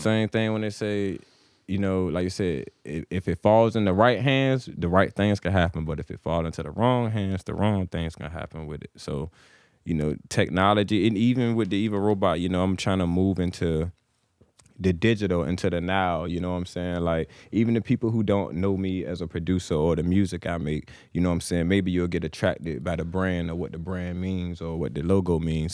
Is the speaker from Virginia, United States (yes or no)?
yes; Suffolk, Virginia, United States; moved away as an adult; now in Chesapeake, United States; I was born, I'm from Suffolk